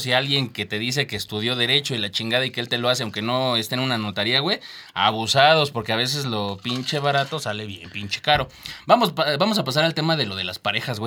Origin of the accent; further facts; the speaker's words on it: Mexico; somos mexicanos